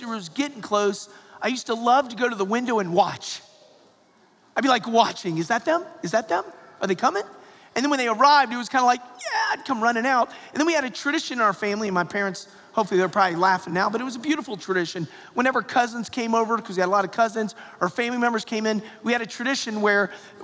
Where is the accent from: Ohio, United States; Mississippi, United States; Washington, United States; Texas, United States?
Ohio, United States; Perrysburg; moved away; We grew up, when I was a little child, second grade, seventh grade, we grew up in Perrysburg, Ohio, which was rather far, far away near Toledo, away from the vast majority of our family that was in Atlanta and in Florida